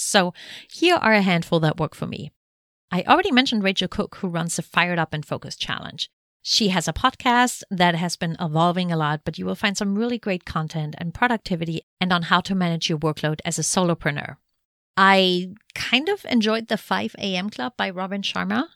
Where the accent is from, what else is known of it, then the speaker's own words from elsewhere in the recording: Germany; moved away; Germany, my home country